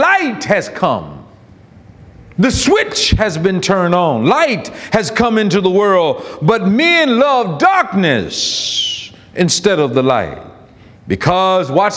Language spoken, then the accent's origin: English; Florida, United States; I'm from Florida, and I was raised in a house where we didn't have AC until I turned 16 or 17.